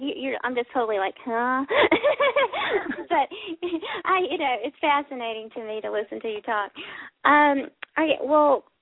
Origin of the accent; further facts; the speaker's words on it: South Carolina, United States; I'm from South Carolina